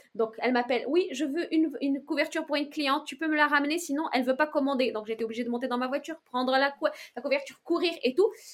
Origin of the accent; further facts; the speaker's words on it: Morocco; now in France; vendre mes créations dans mon pays natal